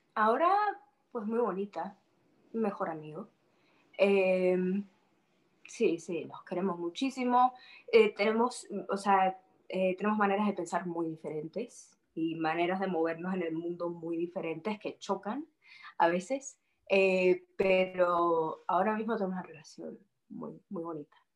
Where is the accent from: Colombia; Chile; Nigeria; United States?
United States; Miami, Florida; born or raised there; also born or lived in Madrid, Spain